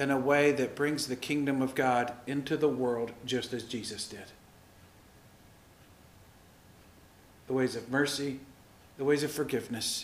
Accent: the South, United States; I grew up Lutheran in the South.

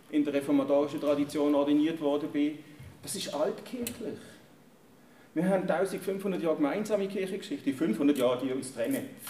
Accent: Germany; moved away as an adult; now in Switzerland; Ich bin in Deutschland geboren und aufgewachsen. Mit 21 in die Schweiz gekommen, der Liebe wegen.

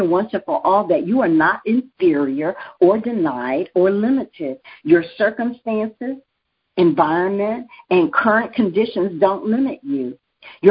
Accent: United States; As an American

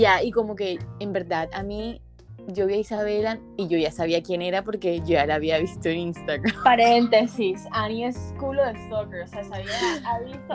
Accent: Barranquilla, Atlántico, Colombia; moved away as an adult; also born or lived in Bogotá; now in Medellín, Colombia; soy de Barranquilla, vivo en Medellín, estudio en Bogotá

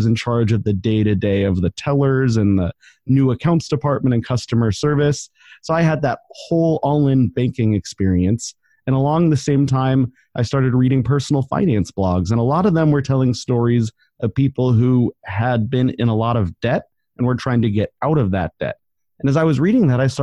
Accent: Denver, Colorado, United States; moved away as an adult; also born or lived in Portland; now in Ventura, United States; I grew up in Denver. I was there about 25 years

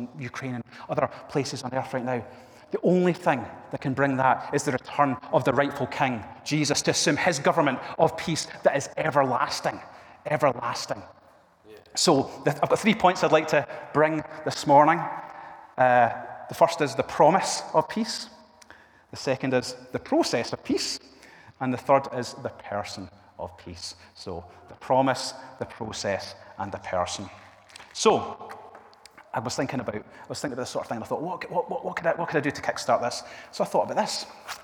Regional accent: Argyll, Scotland, United Kingdom; also born or lived in Milngavie; I grew up in Argyll with my wife, Fiona, and this is close to where we grew up

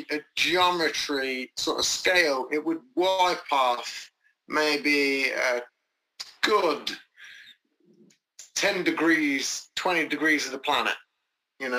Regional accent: England, United Kingdom; As English people

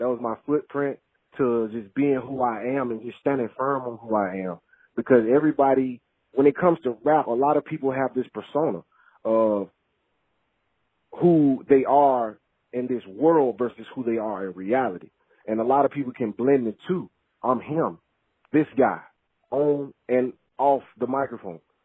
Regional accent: Mississippi, United States; we're both from Mississippi

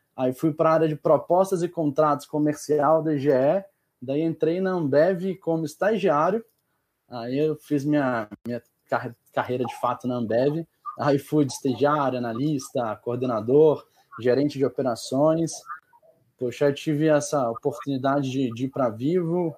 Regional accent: Montes Claros, Minas Gerais, Brazil; also born or lived in Belo Horizonte; sou natural de Minas, nasci em Montes Claros

